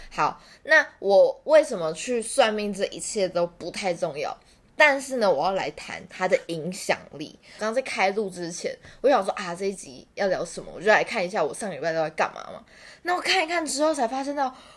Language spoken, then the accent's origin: Chinese; Taichung, Taiwan; 然后因为我是台中人嘛